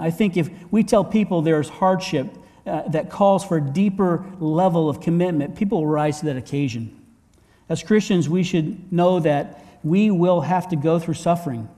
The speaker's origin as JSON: {"language": "English", "town": "Sarasota", "region": "Florida", "country": "United States", "also_born_or_lived": "Hong Kong / Vermont", "moved": "yes", "said": "I'm from Sarasota."}